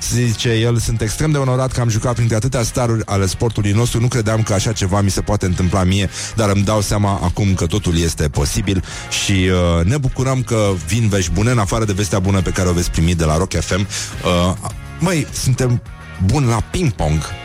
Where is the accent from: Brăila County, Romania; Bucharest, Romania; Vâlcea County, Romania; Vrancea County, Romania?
Brăila County, Romania; eu sunt din Brăila